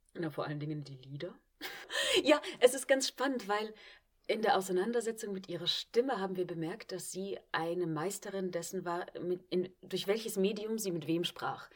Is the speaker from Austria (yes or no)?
yes; Vienna, Austria; moved away as an adult; also born or lived in Klagenfurt, Austria; now in Trier, Germany; Da bin ich auch aufgewachsen und bin erst mit 18 auf die Schauspielschule und weg von zu Hause